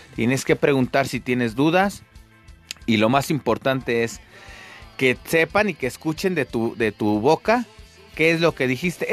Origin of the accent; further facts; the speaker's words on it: Mexico City, Mexico; yo soy de, Ciudad de México eh, y bueno, acá en Ciudad de México